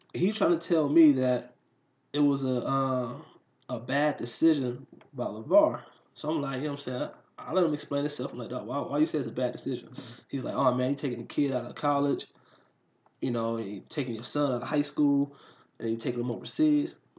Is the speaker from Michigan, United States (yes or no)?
yes; Detroit, Michigan, United States; I'm from Detroit, Michigan